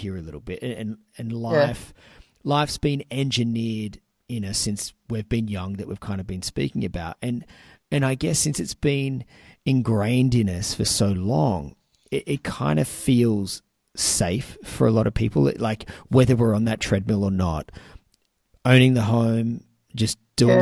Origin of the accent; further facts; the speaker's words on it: Sydney, New South Wales, Australia; moved away; I was originally from Sydney